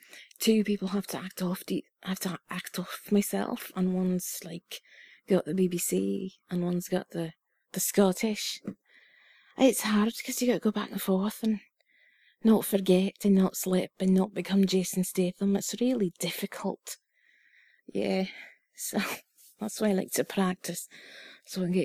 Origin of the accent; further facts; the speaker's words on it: Canada; I grew up in Canada